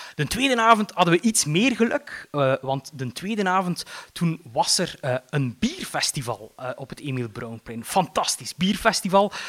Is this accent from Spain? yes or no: no; Eeklo, Flanders, Belgium; ik ben opgegroeid in Eeklo